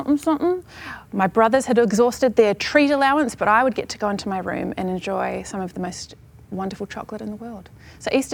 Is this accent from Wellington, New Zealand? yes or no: yes; Lower Hutt, Wellington, New Zealand; moved away; I grew up in Lower Hutt, New Zealand